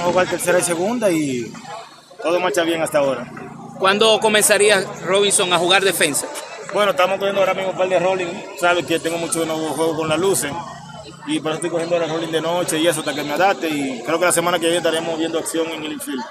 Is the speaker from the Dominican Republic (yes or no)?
yes; Dominican Republic; como dominicano, como jugador